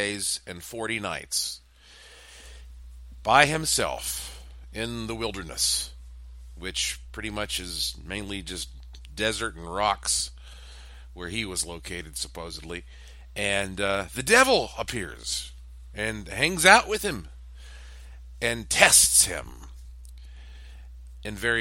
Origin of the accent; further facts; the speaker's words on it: Western North Carolina, United States; I was raised up in the South, in Billy Graham land, where there is a church on the corner of every street in Western North Carolina